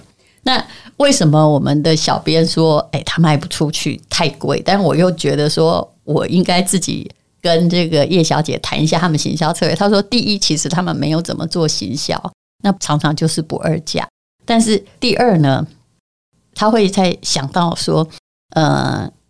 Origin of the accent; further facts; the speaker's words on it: Yilan County, Taiwan; 虽然我是宜兰人